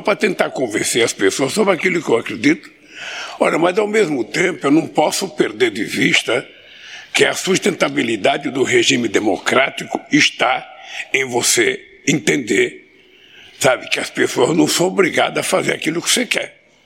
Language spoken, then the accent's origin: Portuguese; São Paulo, Brazil; also born or lived in his native state (unnamed); eu, aos cinco anos de idade, saí do meu estado natal para ir para São Paulo para não morrer de fome.